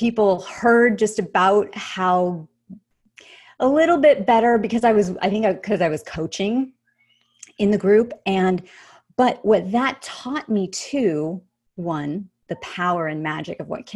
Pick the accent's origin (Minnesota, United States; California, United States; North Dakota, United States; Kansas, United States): California, United States; Los Angeles; my hometown, happens to be Los Angeles